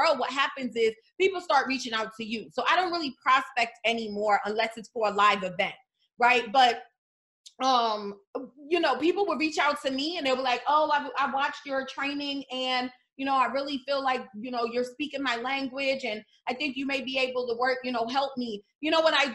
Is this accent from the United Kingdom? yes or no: no; New York City, New York, United States; I am from the New York City foster care system